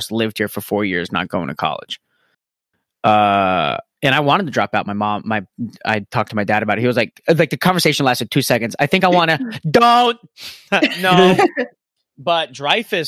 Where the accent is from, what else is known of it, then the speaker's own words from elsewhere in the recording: Florida, United States; I growing up in Florida, I mean, going to the art school that I did